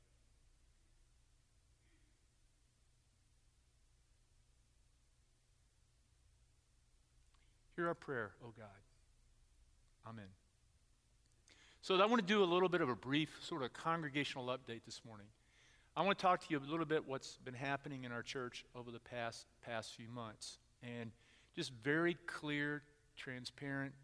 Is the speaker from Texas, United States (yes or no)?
yes; Texas, United States; moved away as an adult; also born or lived in Houston area, Texas; now in Middletown, United States; I'm from Texas